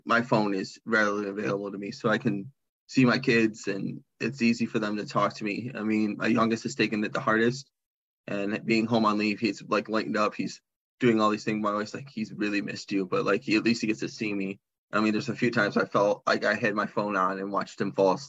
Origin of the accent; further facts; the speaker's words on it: Michigan, United States; we're from Michigan and we're down in Arizona